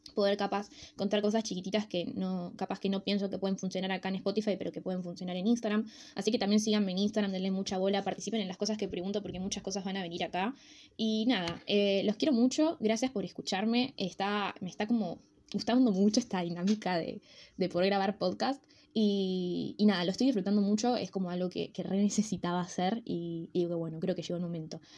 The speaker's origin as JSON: {"language": "Spanish", "town": "Rosario", "region": "Santa Fe", "country": "Argentina", "said": "somos los rosarinos"}